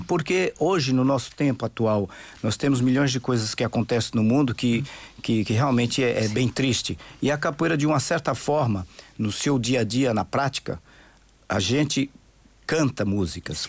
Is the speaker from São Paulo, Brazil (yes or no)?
yes; São Paulo, Brazil; also born or lived in Santos; Eu sou de Brasil. São Paulo.